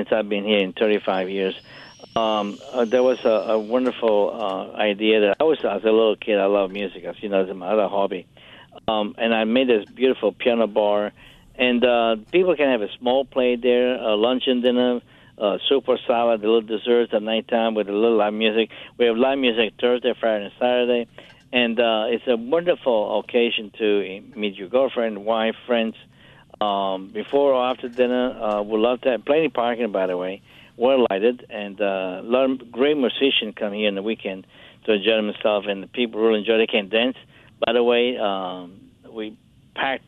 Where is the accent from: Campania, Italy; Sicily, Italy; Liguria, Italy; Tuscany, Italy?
Campania, Italy; Capri; moved away; in Italy, where I grew up in Capri, around the Naples Bay and Sorrento.